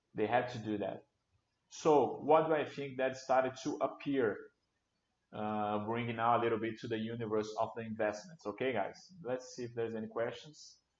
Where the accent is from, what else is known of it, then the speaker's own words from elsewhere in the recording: Brasília, Federal District, Brazil; a co-working company here in Brasilia. I'm from Brasilia.